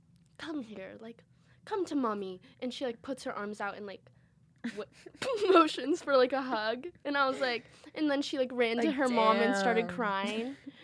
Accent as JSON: {"language": "English", "area": "Marin County", "region": "California", "country": "United States", "said": "I'm from Marin County"}